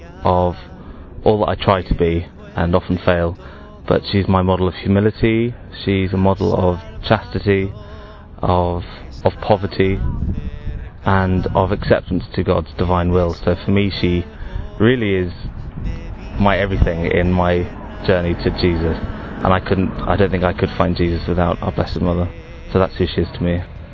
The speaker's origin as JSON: {"language": "English", "region": "London", "country": "United Kingdom", "said": "I'm 31 and I'm from London, West London."}